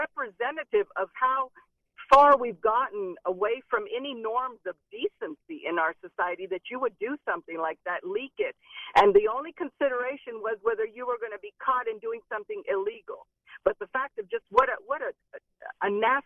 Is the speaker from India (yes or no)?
no; Venezuela; now in United States; I'm from Venezuela originally